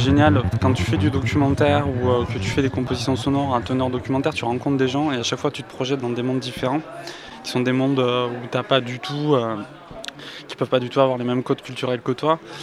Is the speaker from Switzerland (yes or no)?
no; Albi, Occitania, France; also born or lived in Paris; now in Toulouse, France; je suis originaire de la région de Toulouse